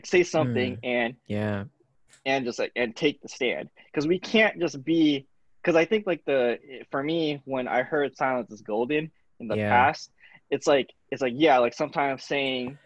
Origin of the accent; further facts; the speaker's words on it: California, United States; growing up in California, you're kind of blessed with being in a melting pot of cultures